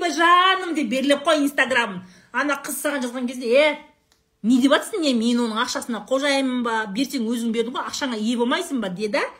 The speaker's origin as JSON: {"language": "Kazakh", "town": "Saryagash", "region": "Turkistan Region", "country": "Kazakhstan", "tie": "born or raised there", "also_born_or_lived": "Shardara", "moved": "yes", "said": "сарыағаш сарыағаш туған жерім ғой"}